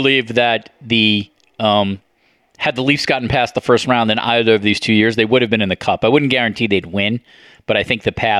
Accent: Buffalo, New York, United States; moved away as an adult; now in Toronto, Canada; Buffalo, New York, my old hometown

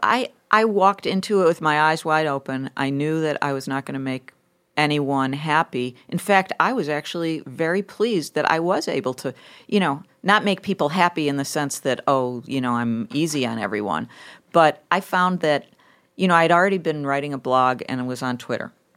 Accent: Lackawanna, New York, United States; moved away as an adult; also born or lived in Buffalo, New York; I grew up in Buffalo. I actually grew up in a steel town called Lackawanna, New York, with a, with Bethlehem Steel

